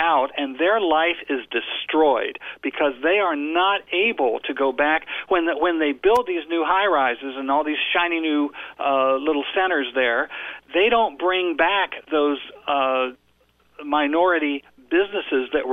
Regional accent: Ohio, United States; my hometown in Ohio has a square around in the center of town

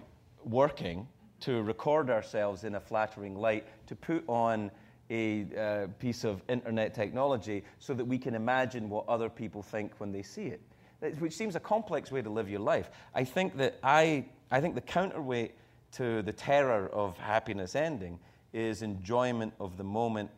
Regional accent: Scotland, United Kingdom; moved away; also born or lived in United States

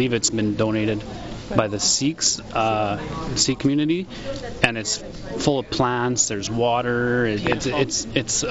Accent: Saskatchewan, Canada; We're from Saskatchewan.

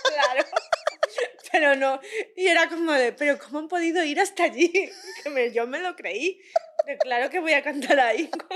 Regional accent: a town 40 km from Madrid, Community of Madrid, Spain; cuando yo era adolescente, yo estaba en el coro de la iglesia de mi pueblo, que está a 40 kilómetros de Madrid

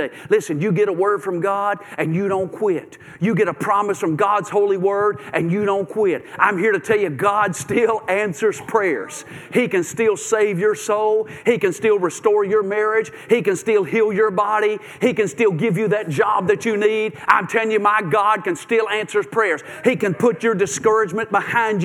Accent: Bowling Green, Kentucky, United States; moved away as an adult; also born or lived in Nashville, Tennessee / Memphis, Tennessee; We grew up in Bowling Green, Kentucky, and I graduated from Western Kentucky University there, Hilltopper.

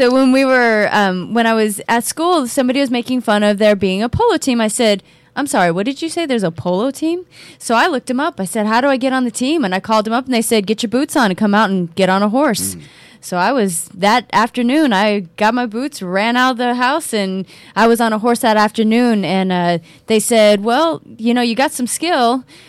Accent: Oklahoma, United States; So my background is I grew up in Oklahoma, and most people obviously think of Oklahoma as being the country, and it is.

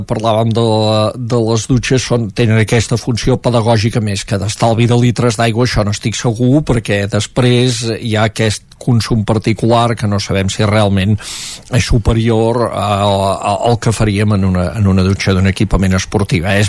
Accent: Catalonia, Spain; vaig entendre la gent de l'Ebre quan a vegades es revolten contra tot i ho som el cul de Catalunya

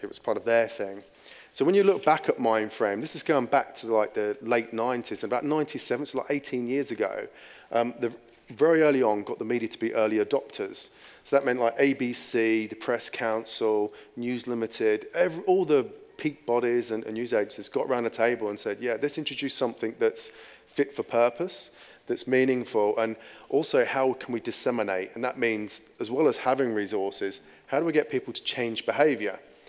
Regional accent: England, United Kingdom; accent: English; moved away as an adult; now in Australia; As you can tell by my accent, I'm English.

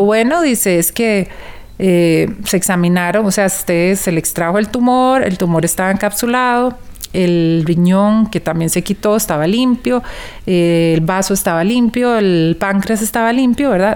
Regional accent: Costa Rica; soy de Costa Rica

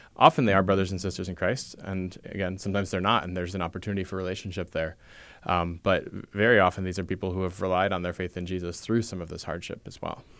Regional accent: United States; I'm an American. I have the cultural values that most Americans have

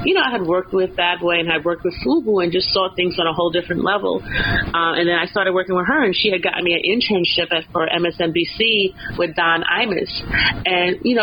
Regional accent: New York, United States; I grew up in New York

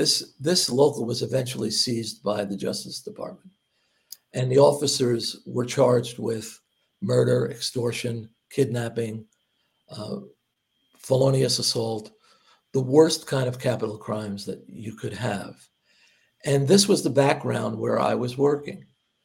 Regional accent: Hoboken, New Jersey, United States; I grew up in Hoboken, and there was always sort of minor crime going around.

